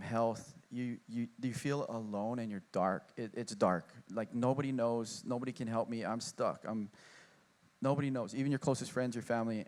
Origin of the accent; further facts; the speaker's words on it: Honolulu, Hawaii, United States; I grew up in Kaimaki, going to Catholic school